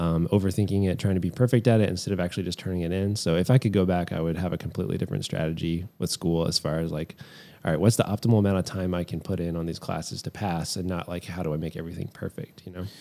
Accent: Lynchburg, Virginia, United States; I just decided to stay in my hometown at the time, which was Lynchburg

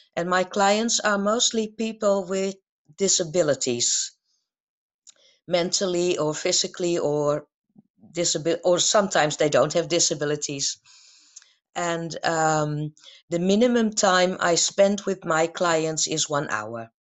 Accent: Amsterdam, North Holland, Netherlands; I was born and raised in Amsterdam

